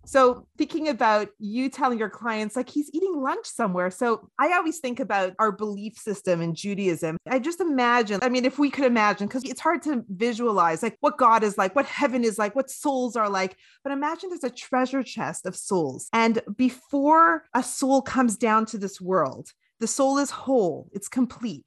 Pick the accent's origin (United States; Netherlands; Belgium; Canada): Canada; my childhood in Canada, freezing cold Canada